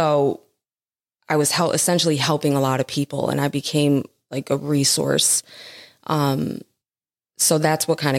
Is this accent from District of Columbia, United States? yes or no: no; Scranton, Pennsylvania, United States; also born or lived in Jersey City, New Jersey; I spent most of my life in Scranton. I'm a West Sider.